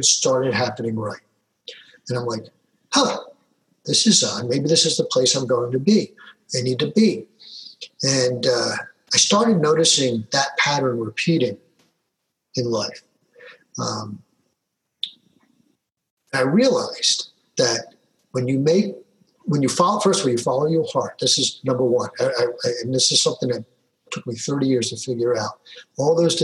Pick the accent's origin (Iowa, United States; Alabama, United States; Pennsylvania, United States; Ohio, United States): Pennsylvania, United States; Philadelphia; a young man growing up in Philadelphia, you know, yo, Philly